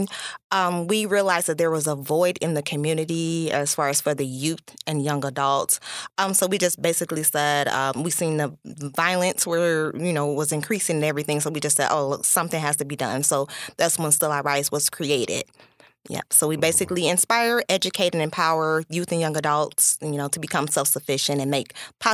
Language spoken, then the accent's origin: English; Kankakee, Illinois, United States; I'm a Kankakee native.